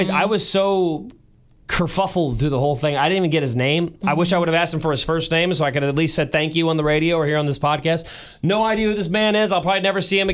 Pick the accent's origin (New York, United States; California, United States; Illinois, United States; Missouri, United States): Missouri, United States; St. Louis; now in Kansas City, United States; my family is in St. Louis. I was born and raised there